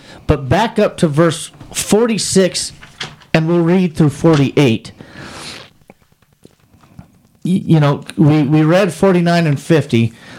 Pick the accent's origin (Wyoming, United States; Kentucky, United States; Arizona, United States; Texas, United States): Wyoming, United States; I grew up in Wyoming.